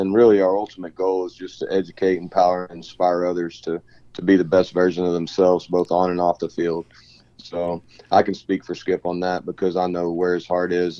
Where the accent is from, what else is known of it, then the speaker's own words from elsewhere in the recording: Stephenville, Texas, United States; also born or lived in Waxahachie, Texas; I grew up in Stephenville, Texas, and moved back there to play baseball